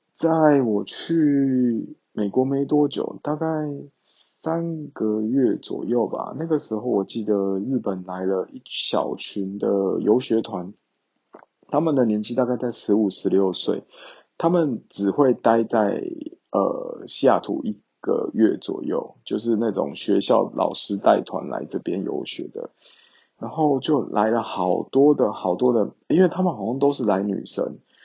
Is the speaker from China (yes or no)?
no; Taiwan; moved away; 整个班级就只有我是台湾人